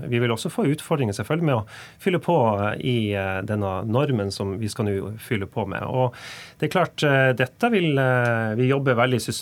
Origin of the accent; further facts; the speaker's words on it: Tromsø, Troms, Norway; i Tromsø, der jeg kommer